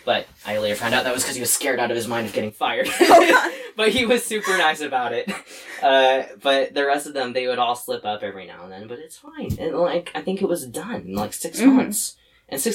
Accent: Lewiston, United States; I'm also from Lewiston

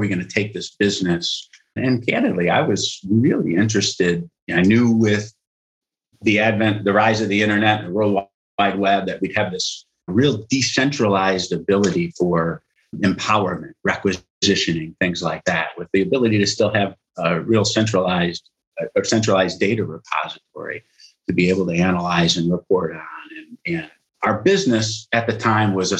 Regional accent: Rockford, Illinois, United States; also born or lived in Cleveland; I was born and raised in Rockford, Illinois

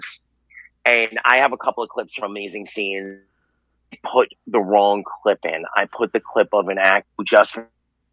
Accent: New York City, New York, United States; also born or lived in Virginia; I was born in Staten Island, New York, and I grew up there mostly

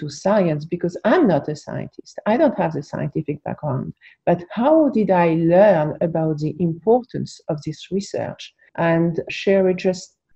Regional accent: France; also born or lived in New York, United States; now in United States; I was born in New York. I was raised in France, but I was born in New York.

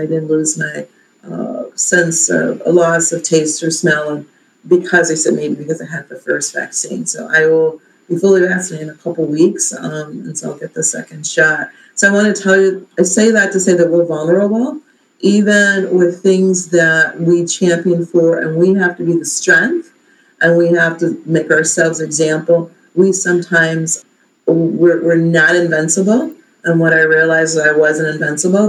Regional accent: Alabama, United States; now in Maple Heights, United States; I'm from Alabama.

